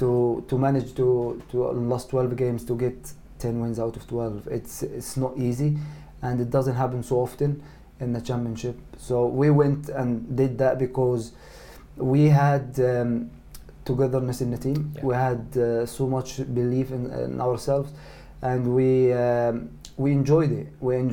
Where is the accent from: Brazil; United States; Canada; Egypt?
Egypt; English is a second language; especially, you know, my home country, you know, Egypt as well.